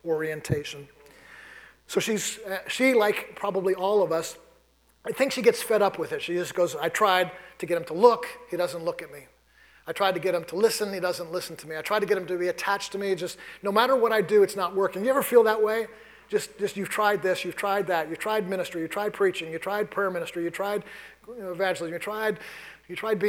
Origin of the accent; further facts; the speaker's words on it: New York City, New York, United States; moved away; I grew up in New York City.